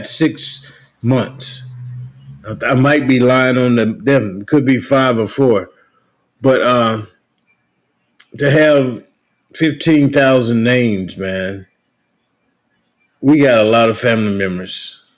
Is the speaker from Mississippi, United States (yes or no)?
yes; Morton, Mississippi, United States; I'm from Morton, Mississippi.